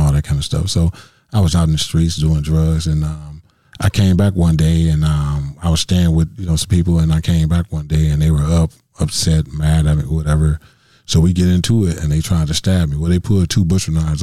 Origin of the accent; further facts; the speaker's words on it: Milwaukee, Wisconsin, United States; I grew up in Milwaukee, you know, the main streets of Milwaukee